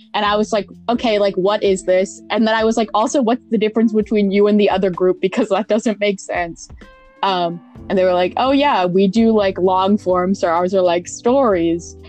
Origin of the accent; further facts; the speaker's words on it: Pittsburgh, Pennsylvania, United States; moved away as an adult; I'm from Pittsburgh, Pennsylvania